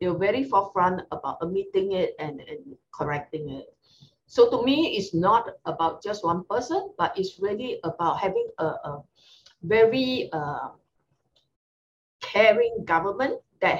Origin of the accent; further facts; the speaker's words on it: Singapore; Being a Singaporean